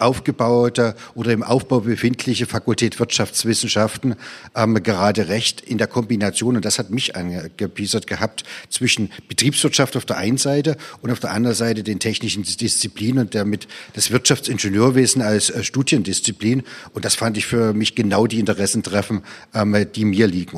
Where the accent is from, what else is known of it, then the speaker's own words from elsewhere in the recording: Dresden, Saxony, Germany; weil es eine tolle Universität ist, ne? In meiner Heimatstadt